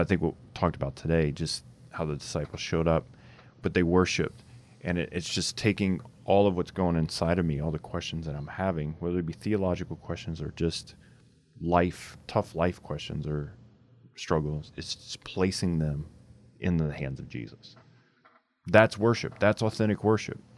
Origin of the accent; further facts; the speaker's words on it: Louisiana, United States; I grew up in Louisiana